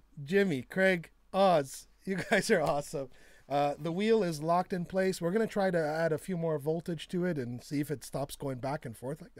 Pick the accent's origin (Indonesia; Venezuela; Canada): Canada; I'm Canadian.